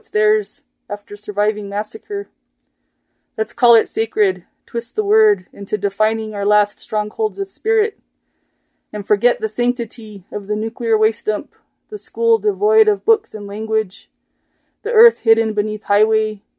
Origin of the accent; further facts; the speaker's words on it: Santa Clara Pueblo, New Mexico, United States; now in Española, United States; from Santa Clara Pueblo